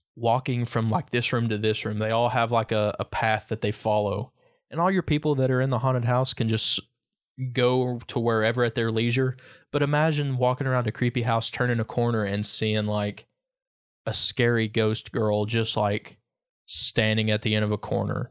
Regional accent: Lee County, Virginia, United States; now in Wise County, Virginia, United States; I'm not from Big Stone, but I've always grown up f, fifteen miles from Big Stone either way.

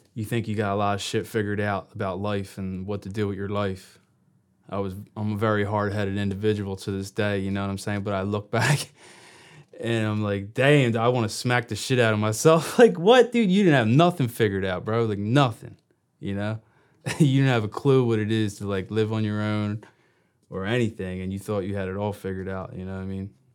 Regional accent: Brooklawn, New Jersey, United States; also born or lived in Gloucester City, New Jersey; I was born in Gloucester City, but I, s- I spent most of my childhood next town over in Brooklawn, Brooklawn, New Jersey.

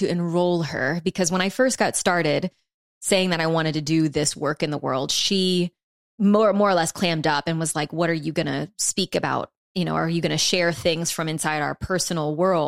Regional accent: New Orleans, Louisiana, United States; we're from New Orleans

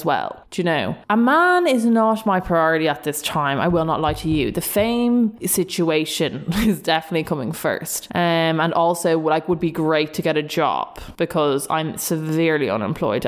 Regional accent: Dublin, Leinster, Ireland; we're both from Dublin

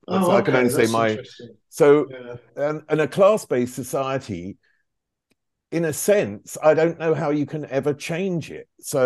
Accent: United Kingdom; moved away as an adult; now in Germany; I've lived in Germany for, I think it's now 28 years. So originally British, and I've been here, you know, nearly half my life now.

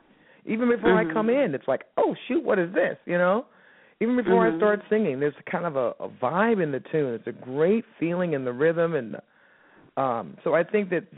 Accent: Miami, Florida, United States; moved away as an adult; now in New York, United States; I'm from Miami originally. I started my career there, and then I, you know, took a leap of faith and moved to New York

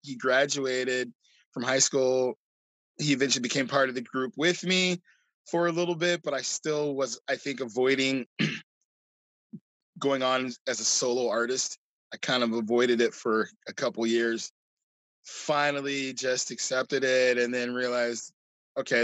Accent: Seattle, Washington, United States; now in Tacoma, United States; being from Seattle

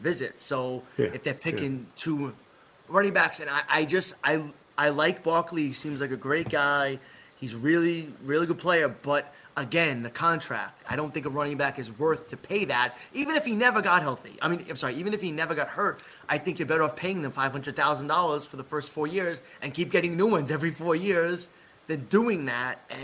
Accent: New York, United States; I'm from New York as well, but I would be a little bit. I'm from the Bronx.

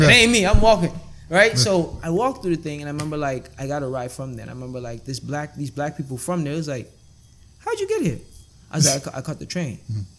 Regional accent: Chicago, Illinois, United States; And growing up in Chicago

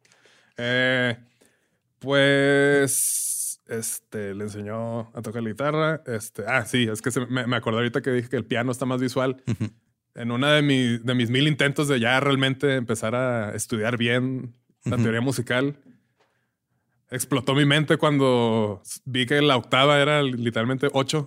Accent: Ciudad Juárez, Chihuahua, Mexico; somos de Juárez, pero no nacimos en Juárez, nos criamos en Juárez

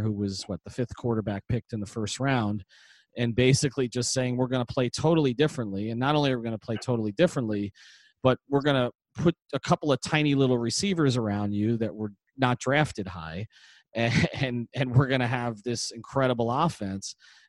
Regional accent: New York, United States; moved away; I grew up in New York, so I was a Jet fan.

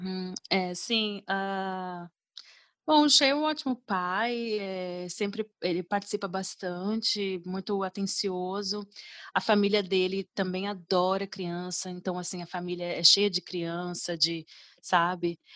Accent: Brazil; now in Dublin, Ireland; no caso nosso no Brasil

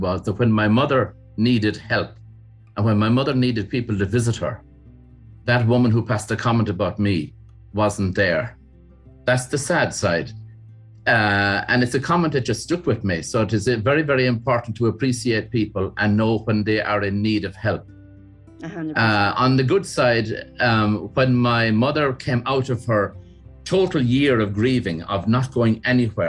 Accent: County Kerry, Munster, Ireland; also born or lived in County Limerick; my mother brought the family down to her home place, which is down in County Kerry. And we were down there as children

